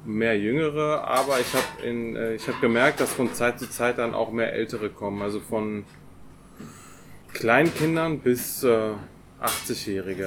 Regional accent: Paderborn, North Rhine-Westphalia, Germany; gebürtiger Paderborner

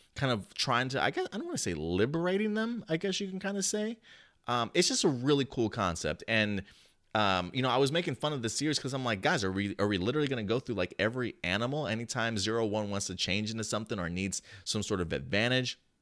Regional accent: United States; moved away as an adult; also born or lived in New Jersey; now in Texas, United States; I grew up in New York and New Jersey.

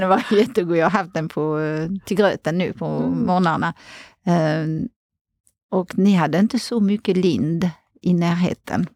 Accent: outside Paris, Île-de-France, France; Swedish is a second language; moved away as an adult; now in Sweden; jag är uppväxt utanför Paris

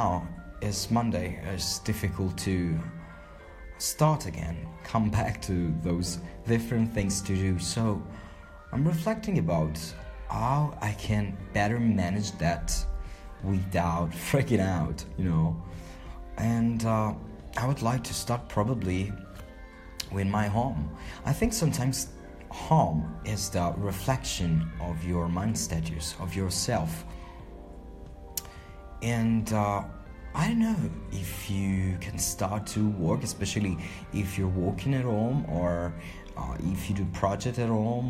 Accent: Palermo, Sicily, Italy; I'm from Palermo in Sicily, the island southern Italy

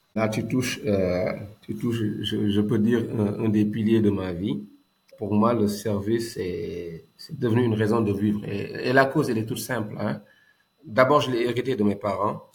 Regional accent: Dakar, Senegal; also born or lived in Thiès / Kaolack; je suis né à la CICAP Liberté 5, un boy CICAP, J'ai grandi à la SICAP

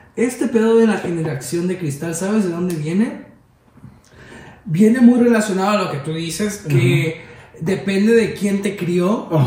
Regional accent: Veracruz, Mexico; Veracruz, de donde yo soy yo viví una infancia que yo vivía en la calle

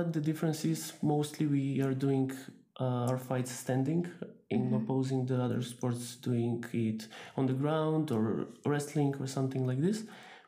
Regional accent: Skopje, North Macedonia; I'm coming from Skopje, North Macedonia.

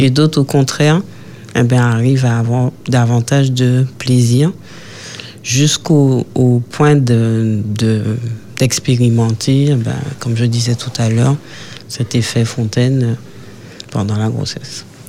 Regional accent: Martinique; chez nous en Martinique

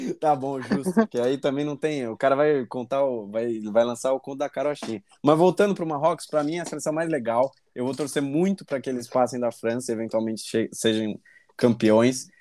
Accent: Brazil; a gente, como bom brasileiro

